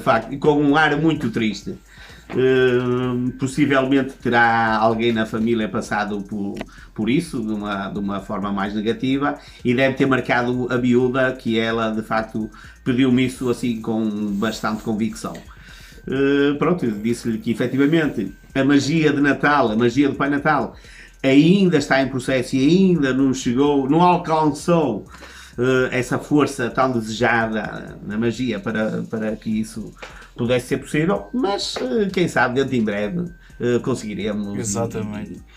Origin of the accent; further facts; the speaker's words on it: Santo Tirso, Norte, Portugal; eu sou natural de Santo Tirso